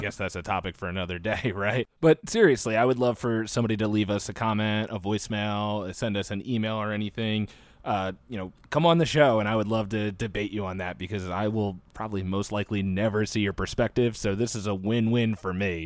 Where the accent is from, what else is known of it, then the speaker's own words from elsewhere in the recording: United States; proud of being American